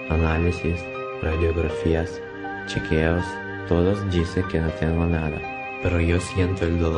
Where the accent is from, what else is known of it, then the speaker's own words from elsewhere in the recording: Zhytomyr, Zhytomyr Oblast, Ukraine; now in Barcelona, Spain; Nací en noviembre de 1986 en Jytomyr, muy cerca de Chernóbil y Kiev, cinco meses después del desastre nuclear.